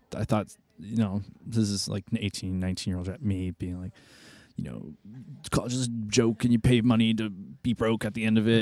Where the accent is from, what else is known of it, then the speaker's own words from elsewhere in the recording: Massachusetts, United States; moved away as an adult; also born or lived in Boston; now in Chicago, United States; I'm from Massachusetts